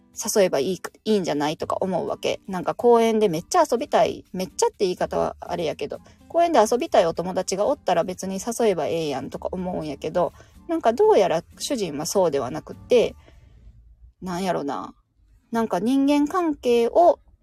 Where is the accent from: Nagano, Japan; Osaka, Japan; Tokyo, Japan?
Osaka, Japan; moved away; 私地元大阪なんですけど、大阪に帰るとですね